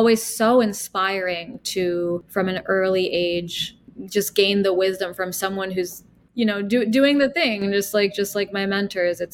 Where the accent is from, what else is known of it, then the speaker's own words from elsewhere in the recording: Washington, District of Columbia, United States; also born or lived in Milan; now in New York City, United States; I was born in Washington, D.C.